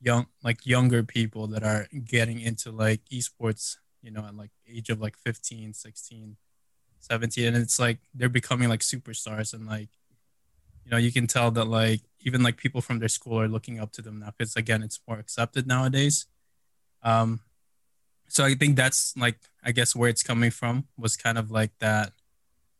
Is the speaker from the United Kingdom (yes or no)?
no; Chicago, Illinois, United States; also born or lived in Philippines; I grew up in Chicago